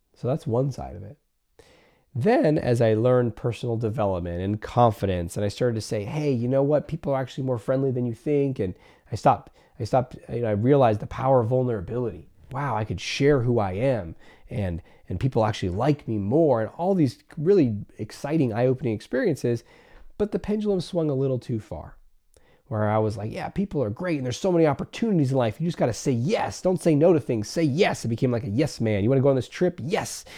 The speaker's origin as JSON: {"language": "English", "region": "California", "country": "United States", "tie": "born or raised there", "said": "I grew up in California"}